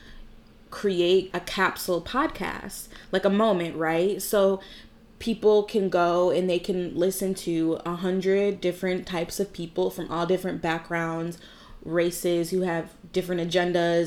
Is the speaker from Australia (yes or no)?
no; Williamsville, New York, United States; I grew up in Williamsville my entire life